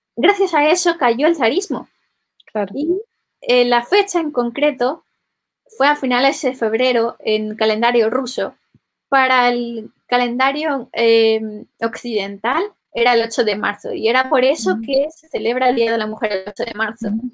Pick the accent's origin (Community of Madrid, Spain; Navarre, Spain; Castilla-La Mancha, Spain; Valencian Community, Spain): Valencian Community, Spain; yo en concreto vengo de, Valencia, que es una, una, de las regiones bilingües